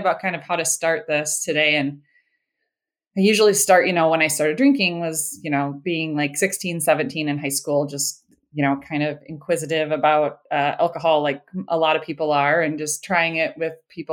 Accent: Minnesota, United States; I live in Minnesota. I've been born and raised in Minnesota

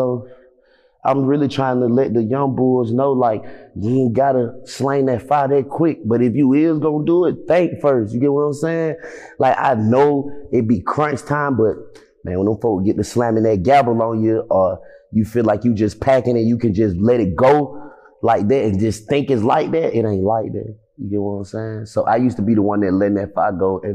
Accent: Atlanta, Georgia, United States; moved away as an adult; also born or lived in Los Angeles; I'm from the South Side

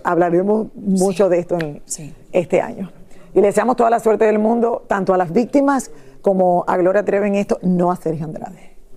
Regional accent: Miami, Florida, United States; nosotros que somos aquí de Miami

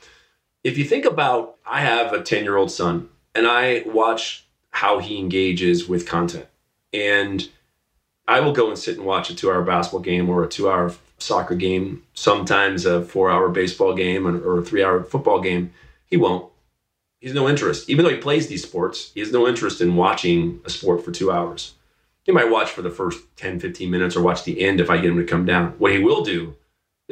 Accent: Dallas, Texas, United States; I grew up in Dallas, Texas.

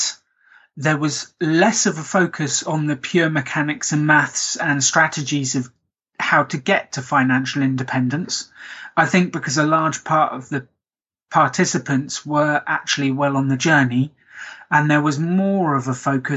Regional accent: Basingstoke, South East England, United Kingdom; I'm from England. I'm from the south of England, a place called Basingstoke

